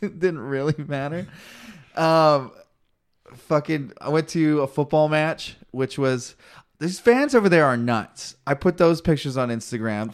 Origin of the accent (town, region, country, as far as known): Canada